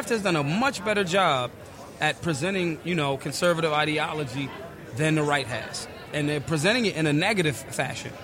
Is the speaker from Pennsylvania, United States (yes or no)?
yes; Philadelphia, Pennsylvania, United States; from urban America, I'm from North Philly.